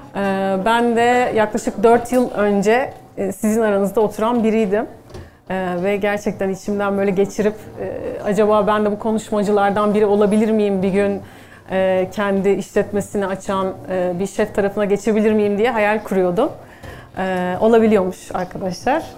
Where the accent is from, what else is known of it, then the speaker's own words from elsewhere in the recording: Istanbul, Turkey; 1982 İstanbul'da doğdum.